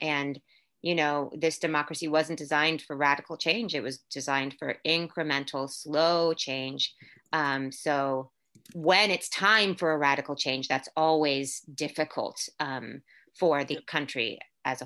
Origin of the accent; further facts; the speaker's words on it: Orlando, Florida, United States; first language English; moved away as an adult; also born or lived in Puerto Rico / New York City / Louisville; now in San Francisco Bay Area, United States; I was born in Puerto Rico, raised in Orlando, Florida. My family moved to Orlando when I was like 2 years old